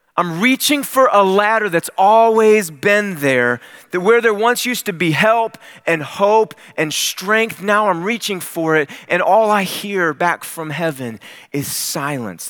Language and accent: English; Cleveland, Ohio, United States; I grew up in Cleveland, Ohio.